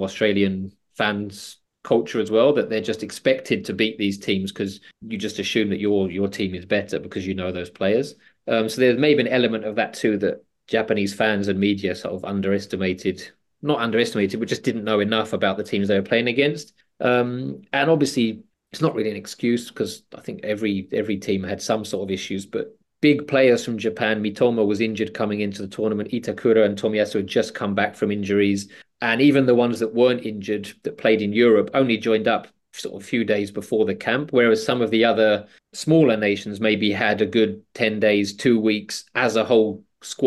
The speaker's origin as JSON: {"language": "English", "region": "England", "country": "United Kingdom", "said": "as an Englishman"}